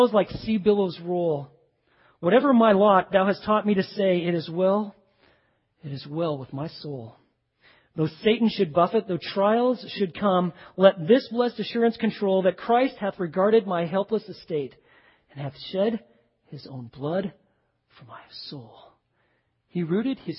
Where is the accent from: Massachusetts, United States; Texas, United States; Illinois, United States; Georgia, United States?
Texas, United States; Waco; I'm just from Waco, you know, I don't really leave Texas